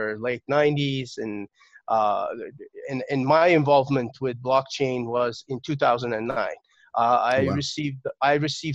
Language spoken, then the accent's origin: English; Turkey; So I was born in Turkey, and I got my first computer when I was 6 years old.